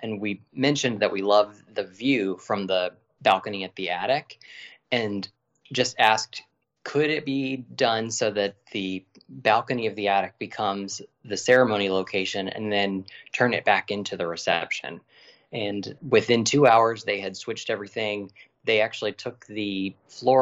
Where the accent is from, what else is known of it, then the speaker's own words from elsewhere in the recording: Virginia, United States; we're from Virginia